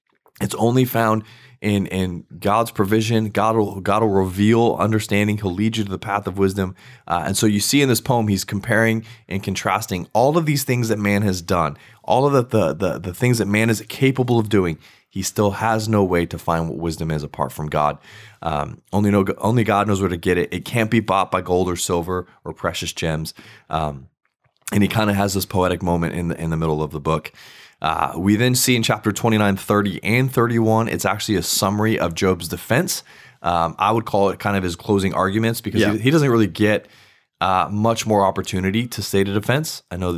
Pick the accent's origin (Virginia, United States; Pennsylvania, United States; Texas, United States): Virginia, United States; I grew up in Virginia, so y'all is a big staple there.